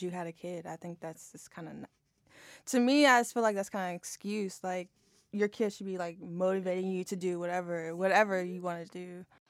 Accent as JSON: {"language": "English", "town": "Harrisonburg", "region": "Virginia", "country": "United States", "tie": "born or raised there", "also_born_or_lived": "Fairfax, Virginia / Arlington, Virginia", "moved": "as an adult", "said": "I grew up in Harrisonburg"}